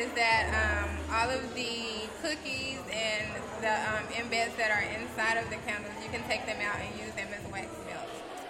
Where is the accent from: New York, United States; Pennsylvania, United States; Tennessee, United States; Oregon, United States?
Tennessee, United States; Memphis; moved away as an adult; now in Georgia, United States; We're both originally from Memphis, Tennessee. Been living in Georgia for, about 3 years